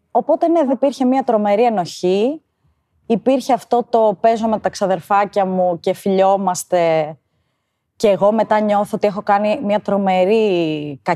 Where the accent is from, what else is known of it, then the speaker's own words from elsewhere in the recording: Karditsa, Thessaly, Greece; moved away as an adult; now in Athens, Greece; είμαι 32 χρονών. Μεγάλωσα στην Καρδίτσα, σπούδασα στη Θεσσαλονίκη και ζω στην Αθήνα τα τελευταία 8 χρόνια